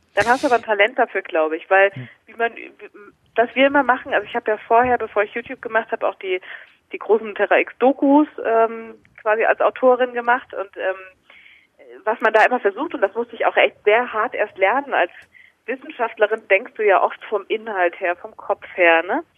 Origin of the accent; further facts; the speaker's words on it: Mainz region, Rhineland-Palatinate, Germany; moved away as an adult; now in Munich, Germany; Also ich bin noch nicht so wahnsinnig lange in München, erst seit drei Jahren. Ich komme eigentlich aus der Mainzer Region